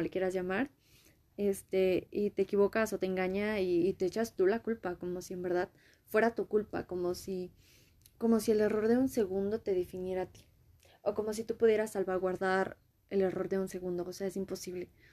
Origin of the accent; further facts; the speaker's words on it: Mexico; yo soy de México, Latinoamérica.